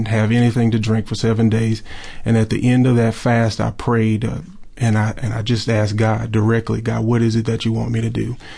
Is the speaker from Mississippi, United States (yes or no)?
yes; Pearl, Mississippi, United States; I was born and raised in Pearl, Mississippi. My home.